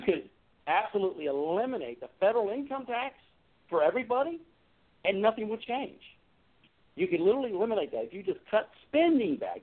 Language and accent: English; Hampton, Virginia, United States; also born or lived in Newport News, Virginia; now in Alexandria, United States; I did grow up in the Hampton Roads area, downstate. A graduate of Hampton High School. I was born in Newport News.